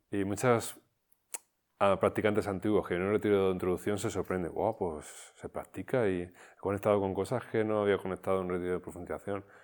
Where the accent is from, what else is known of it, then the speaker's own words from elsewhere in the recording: Barcelona, Catalonia, Spain; Entonces, claro, un, dojo, yo soy de Barcelona, no tengo ni idea